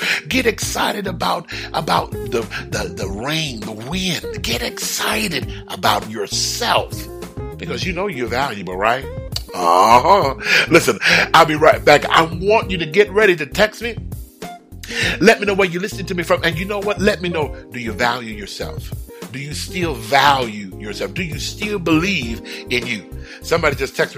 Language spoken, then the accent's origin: English; Houston, Texas, United States; also born or lived in California; now in Georgia, United States; that's my hometown.